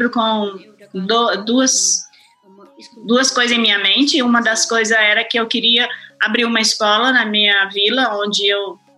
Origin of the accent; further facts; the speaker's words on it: Brazil; eu e o Silvio somos brasileiros e somos as pessoas que estávamos prontas para ouvi-la aqui.